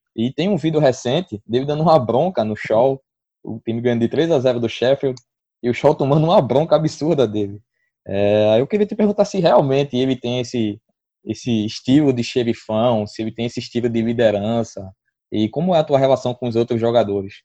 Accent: Brazil; a gente como brasileiro

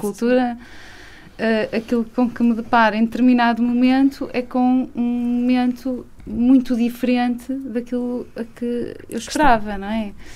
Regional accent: Viseu, Centro, Portugal; moved away as an adult; also born or lived in Lisbon; now in Peso da Régua, Portugal; eu sou de Viseu, não é? Uh, estou há alguns anos a viver em, em, estava há alguns anos a viver em Lisboa, mas eu sou de uma cidade pequena

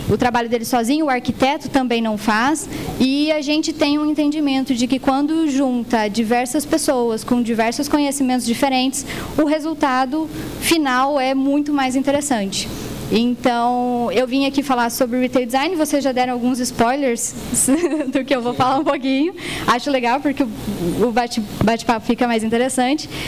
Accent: Goiás, Brazil; Nós somos goianos, né? É uma, é uma empresa genuinamente goiana, tá com expansão para São Paulo.

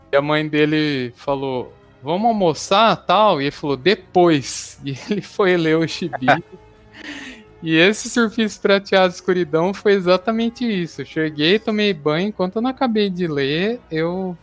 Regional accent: Araraquara, São Paulo, Brazil; lá em Araraquara, onde a gente morava, né, na minha cidade natal

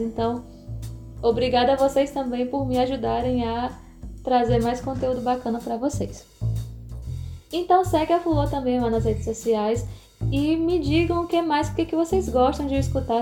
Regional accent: Fortaleza, Ceará, Brazil; aqui no Ceará, né, na, na minha terrinha

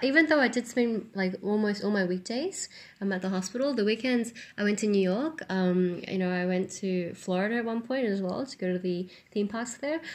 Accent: New Zealand; I grew up in New Zealand, which is very rocky and mountainous

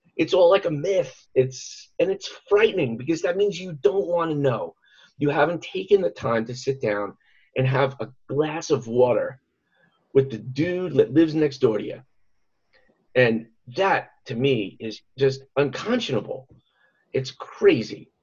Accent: New York City, New York, United States; now in Central Pennsylvania, United States; having grown up in, in New York City

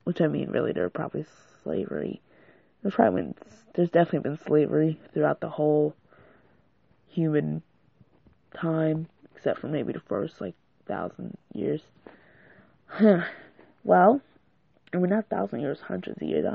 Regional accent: United States; I was born in America, so I'm African-American.

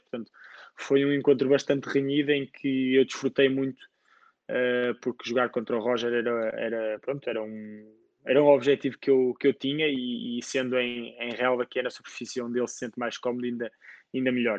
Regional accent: Portugal; sendo português, tenho como objetivo tentar ajudar o ténis português

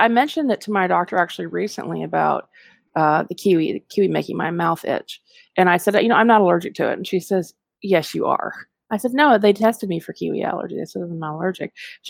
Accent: United States; also born or lived in Texas / Georgia; I grew up in Texas and Georgia.

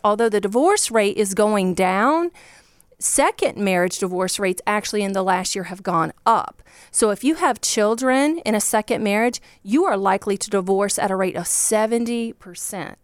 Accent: Virginia, United States; born or raised there

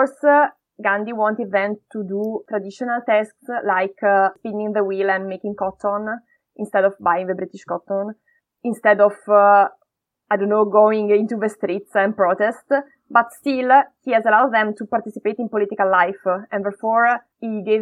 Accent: Brescia, Lombardy, Italy; English is a second language; moved away as an adult; also born or lived in India; now in Manchester, United Kingdom; my hometown, Brescia

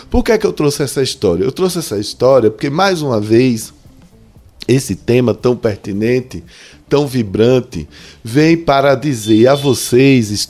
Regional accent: Juazeiro, Bahia, Brazil; O nosso sotaque aqui em Juazeiro já se difere do, de, de, é, do sotaque em Petrolina, que se difere do Recife e por aí vai.

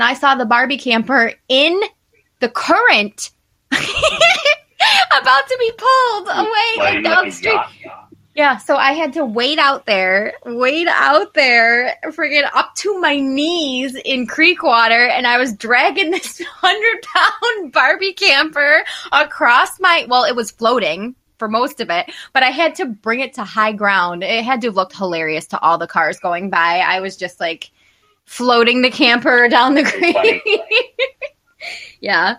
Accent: New York, United States; we're from New York

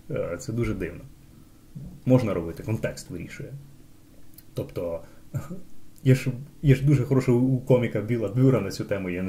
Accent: Kyiv, Ukraine; коли я киянин, духов, духовно збагачений, іду на виставу на узвіс

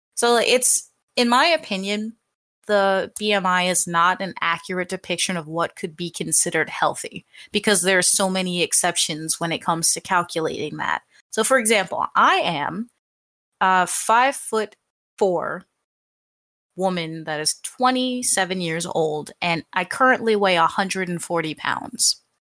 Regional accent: United States; I'm American

